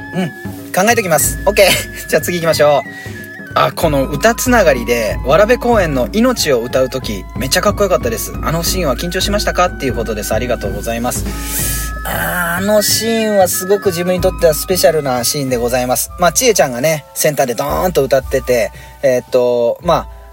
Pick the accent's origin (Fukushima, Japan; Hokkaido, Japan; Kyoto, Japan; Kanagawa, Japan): Fukushima, Japan; Iwaki; accent: Iwaki dialect (Fukushima dialect); now in Sado, Japan; 福島弁っていうか、まあ、いわき弁なのかな？でも、やっぱ佐渡にいると、いわき弁はなかなか出ないですよね